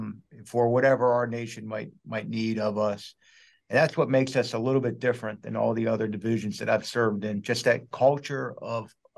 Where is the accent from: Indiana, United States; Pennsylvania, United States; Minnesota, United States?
Pennsylvania, United States; Pittsburgh; moved away as an adult; also born or lived in Arizona; I'm originally from Pittsburgh, Pennsylvania